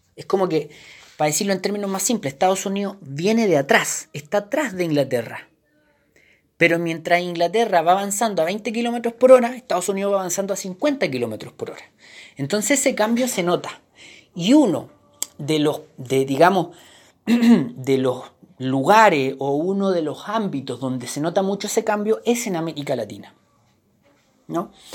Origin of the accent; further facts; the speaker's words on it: Chile; Nosotros los chilenos